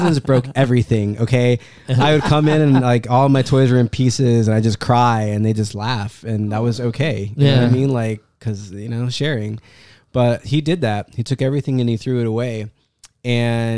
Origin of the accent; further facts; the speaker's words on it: United States; I was born in America. I'm American.